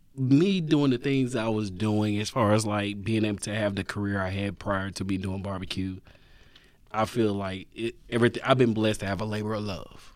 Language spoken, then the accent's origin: English; Nashville, Tennessee, United States; born or raised there; also born or lived in Brownsville, Tennessee